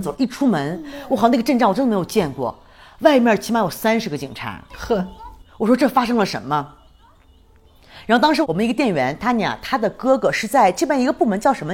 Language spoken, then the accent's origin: Chinese; China; now in Mexico; 我们中国人比较喜欢这种